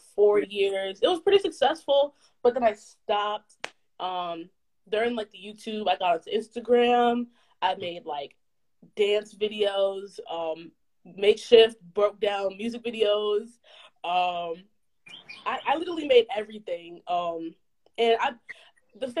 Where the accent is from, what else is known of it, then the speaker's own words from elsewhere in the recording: Anchorage, Alaska, United States; moved away as an adult; now in Virginia, United States; I'm originally from Anchorage, Alaska, but I currently go to school in Virginia at Virginia State University.